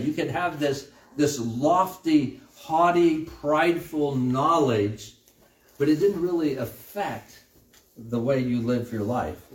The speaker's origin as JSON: {"language": "English", "country": "United States", "said": "as American Christians"}